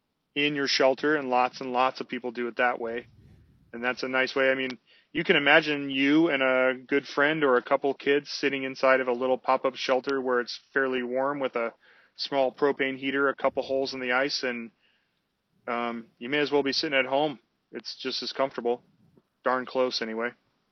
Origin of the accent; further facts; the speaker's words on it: West Coast, United States; moved away; I saw people out on the ice and it made me very uncomfortable because I was from the West Coast